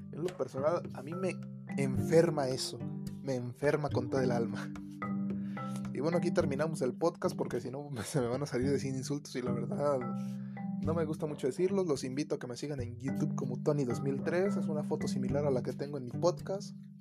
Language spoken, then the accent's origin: Spanish; Mexico; Sin importar nuestra clase económica, todos somos mexicanos